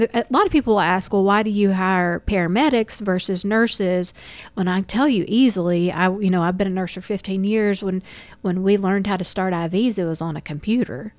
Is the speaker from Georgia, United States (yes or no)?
yes; Dalton, Georgia, United States; also born or lived in Kennesaw, Georgia; I am from Dalton, um, born and raised